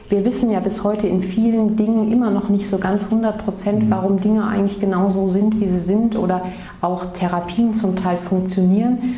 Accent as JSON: {"language": "German", "town": "Mainz", "region": "Rhineland-Palatinate", "country": "Germany", "tie": "born or raised there", "also_born_or_lived": "Ulm", "moved": "as an adult", "said": "Genau, ich bin mhm. aufgewachsen in Mainz, bin dann zum mhm. Medizinstudium nach Ulm gegangen."}